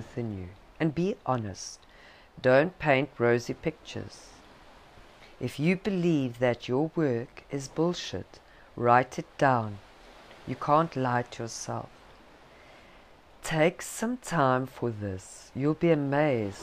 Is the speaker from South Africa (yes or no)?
yes; South Africa; accent: South African; my South African accent